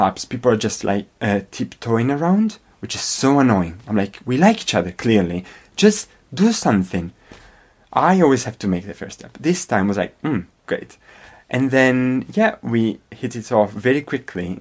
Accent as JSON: {"language": "English", "town": "Verona", "region": "Veneto", "country": "Italy", "also_born_or_lived": "Scotland / Manchester", "second_language": "English", "moved": "as an adult", "lives_now": "United Kingdom", "said": "I come from Verona"}